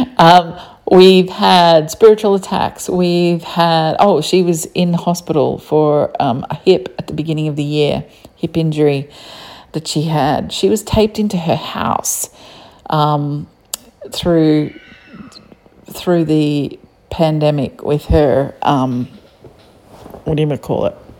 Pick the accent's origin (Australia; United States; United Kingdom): Australia; accent: Australian; I don't hear an accent. I'm Australian, I just hear flat tones.